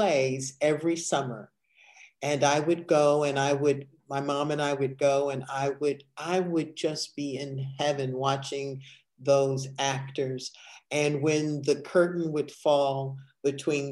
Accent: Evanston, Illinois, United States; born or raised there

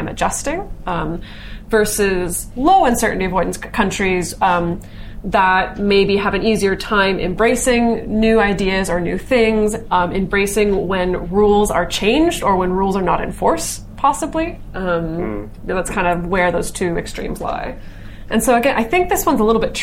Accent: United States; also born or lived in Greece; as an American

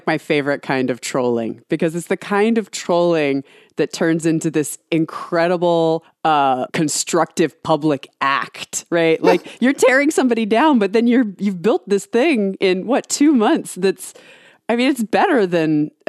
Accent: Snellville, Georgia, United States; moved away as an adult; I grew up in Georgia. I lived there from when I was in third grade to when I graduated high school. And I lived in a town called Snellville.

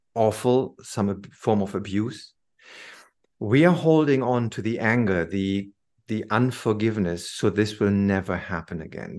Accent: Germany; moved away as an adult; also born or lived in London; I came back to Germany

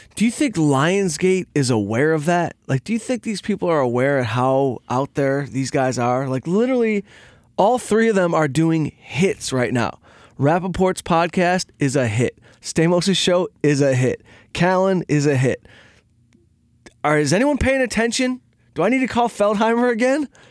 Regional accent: Detroit, Michigan, United States; I'm from Detroit. I grew up on a scrap truck.

